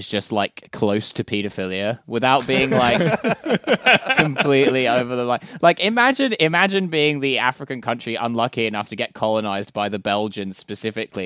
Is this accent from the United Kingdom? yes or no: no; Netherlands; accent: Dutch; My Dutch accent